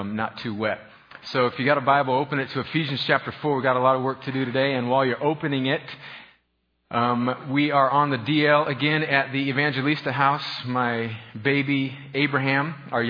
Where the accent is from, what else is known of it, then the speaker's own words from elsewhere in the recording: Southern California, United States; moved away; I grew up in northern Mexico, also known as Southern California